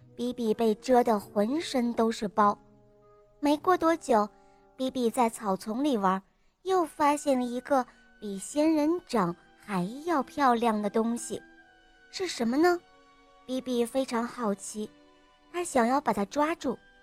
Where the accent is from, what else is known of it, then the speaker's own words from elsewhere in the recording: Dalian, Liaoning, China; 今年我四岁了，我来自大连